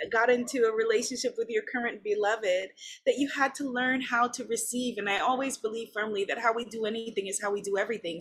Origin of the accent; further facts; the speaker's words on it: New York, United States; now in Guyana; I'm a New Yorker